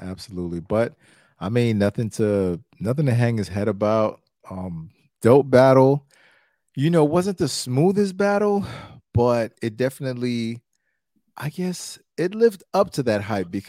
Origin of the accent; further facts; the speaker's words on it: Brooklyn, New York, United States; I said, I'm from Brooklyn. I'm not going to utter that word, Pap.